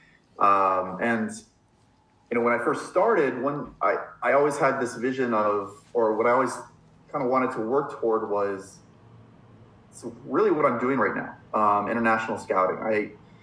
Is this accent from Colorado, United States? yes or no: no; Los Angeles, California, United States; also born or lived in San Diego; where I grew up in Los Angeles